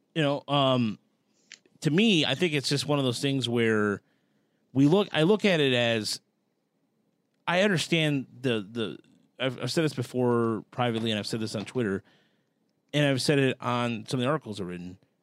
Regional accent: Dearborn, Michigan, United States; hometown Dearborn

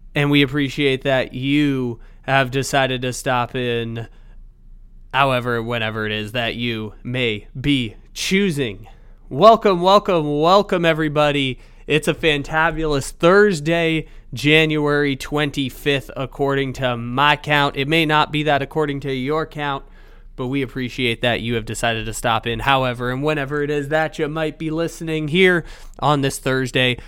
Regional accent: San Diego, California, United States; my hometown, the six one nine of San Diego.

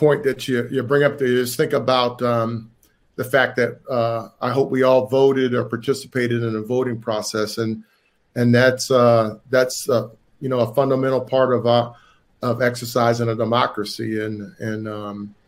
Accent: Chesapeake, Virginia, United States; I'm from Tidewater, Virginia. I went to high school in Chesapeake, Virginia.

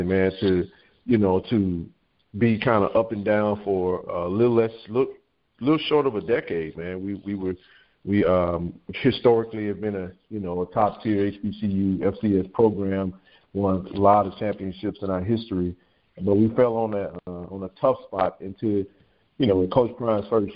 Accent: Jackson, Mississippi, United States; now in Inland Empire, California, United States; I was born and raised in Jackson, Mississippi

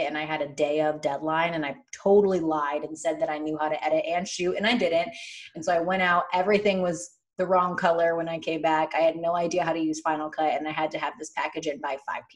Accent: Chicago, Illinois, United States; now in Los Angeles, United States; I am from Chicago

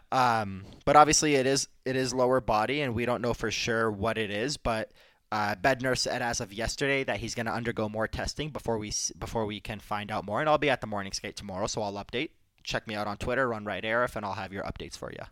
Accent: Detroit, Michigan, United States; I grew up in Detroit

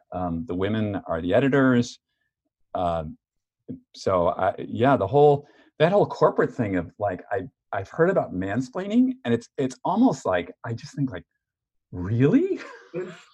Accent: New York, United States; moved away; I'm from New York

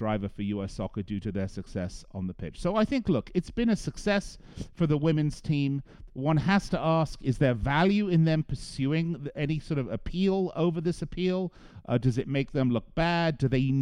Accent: England, United Kingdom; accent: English; now in United States; I know I sound English to you, but I am an American. I've been here an awfully long time

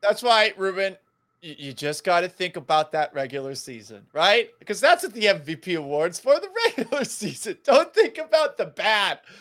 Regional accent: Massachusetts, United States; moved away; I'm originally from Massachusetts

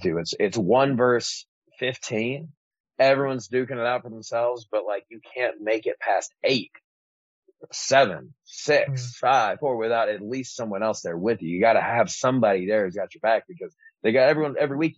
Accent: Antioch, California, United States; the only white kid growing up in Antioch

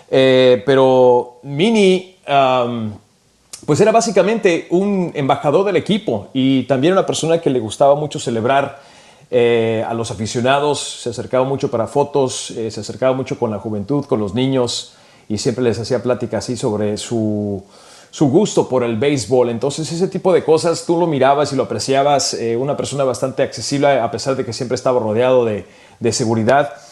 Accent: California, United States; moved away as an adult; also born or lived in Michoacán; now in Chicago, United States; Yo, yo soy de origen mexicano, nací en California, mis papás son inmigrantes de Michoacán.

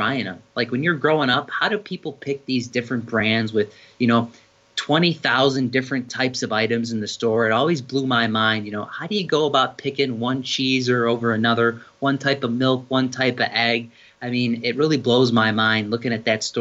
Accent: Chicago, Illinois, United States; my hometown Chicago

